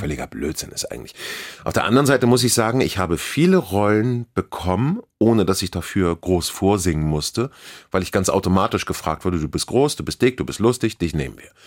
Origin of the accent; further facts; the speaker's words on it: Hamburg, Germany; hier geboren, hier aufgewachsen, nie weg gewesen